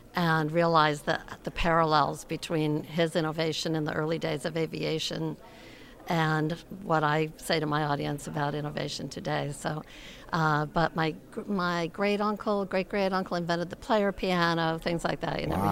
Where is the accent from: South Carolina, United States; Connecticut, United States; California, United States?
Connecticut, United States; I grew up in Connecticut